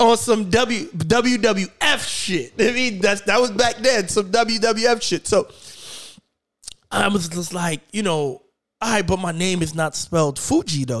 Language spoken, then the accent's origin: English; New York City, New York, United States; I grew up in New York